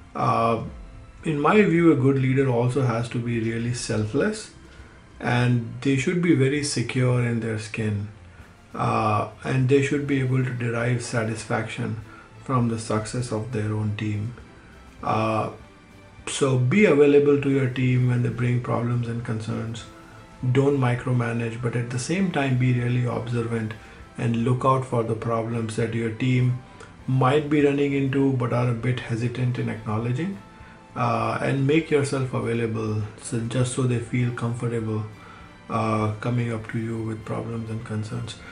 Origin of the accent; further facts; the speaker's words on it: Udaipur, Rajasthan, India; moved away as an adult; now in Los Angeles, United States; I grew up in Udaipur in a joint family